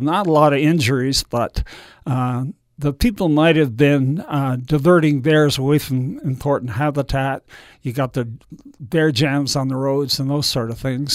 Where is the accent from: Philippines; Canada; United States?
Canada; moved away; being Canadian, I thought I might move back there.